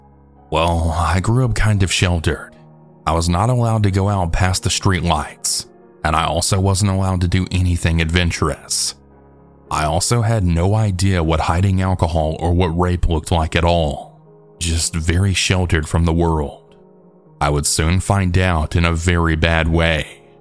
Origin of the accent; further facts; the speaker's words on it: Las Vegas, Nevada, United States; For some background, I grew up in Las Vegas, Nevada. This place is not for the weak.